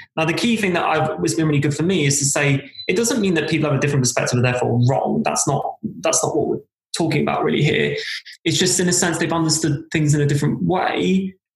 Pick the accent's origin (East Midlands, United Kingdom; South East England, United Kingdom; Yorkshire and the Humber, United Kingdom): South East England, United Kingdom; moved away as an adult; also born or lived in London / Cardiff; now in Wales, United Kingdom; I was brought up in Southeast England.